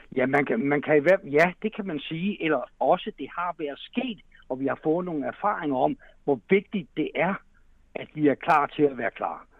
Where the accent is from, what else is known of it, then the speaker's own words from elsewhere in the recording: Denmark; der har vi altså grund til som danskere at være super stolte